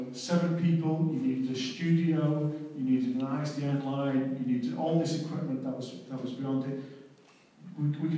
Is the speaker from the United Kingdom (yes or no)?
yes; Manchester, North West England, United Kingdom; I'm born and bred in Manchester